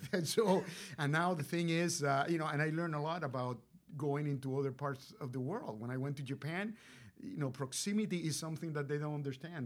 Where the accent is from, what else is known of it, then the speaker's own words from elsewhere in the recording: Puerto Rico; moved away as an adult; also born or lived in Rochester, New York; I was, uh, born and raised in Puerto Rico, so I'm a Boricua